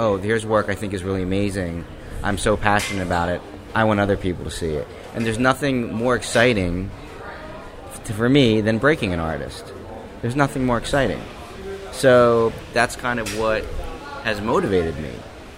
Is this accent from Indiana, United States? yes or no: no; New Jersey, United States; But I am from Jersey, born and raised, and I've had a relationship with Jersey City on and off for 25 years.